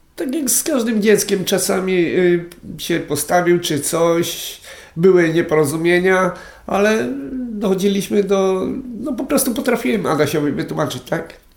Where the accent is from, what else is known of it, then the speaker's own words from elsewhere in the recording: Konin, Greater Poland, Poland; moved away as an adult; tam jest moje życie, tak? Się urodziłem i wychowałem.